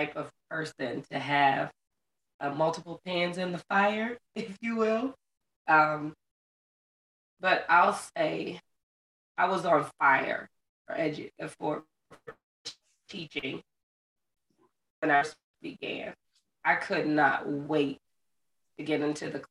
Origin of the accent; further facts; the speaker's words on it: Florida, United States; moved away as an adult; I ended up being fortunate enough to get a contract coming back to my home state of Florida.